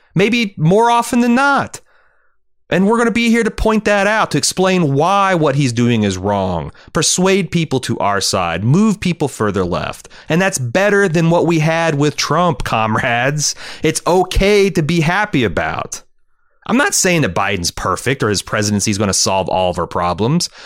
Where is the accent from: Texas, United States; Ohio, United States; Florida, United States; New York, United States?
Ohio, United States; Cincinnati; In Cincinnati, my hometown